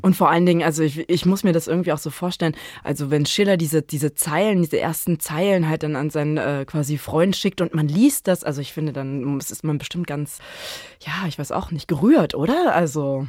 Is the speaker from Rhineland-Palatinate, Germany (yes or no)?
no; Brandenburg, Germany; ich komme ja aus Brandenburg und man wächst da anders mit Fontane auf